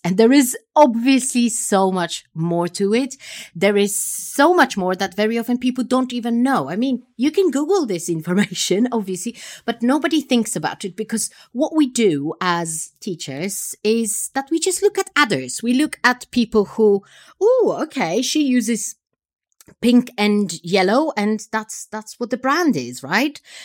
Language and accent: English; Poland; I come from Poland